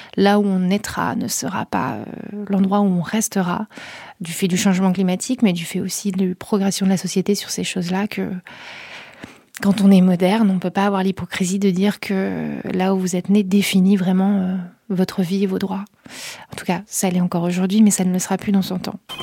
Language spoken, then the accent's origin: French; near Calais, Hauts-de-France, France; je viens de là-bas, pas de Calais, mais de pas loin